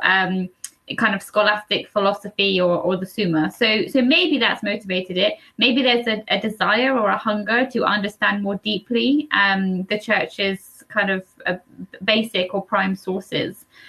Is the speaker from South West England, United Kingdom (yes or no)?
yes; Cornwall, South West England, United Kingdom; I'm from Cornwall